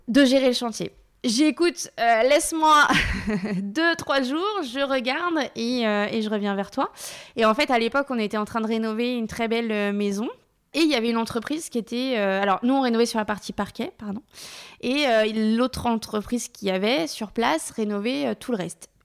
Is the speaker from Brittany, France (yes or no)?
no; Laval, Pays de la Loire, France; moved away; on est originaire de Laval